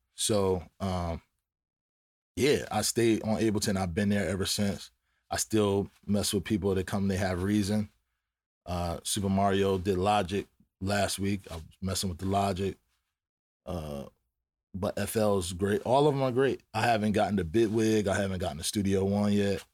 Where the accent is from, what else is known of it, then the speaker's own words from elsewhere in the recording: Philadelphia, Pennsylvania, United States; I'm from Philly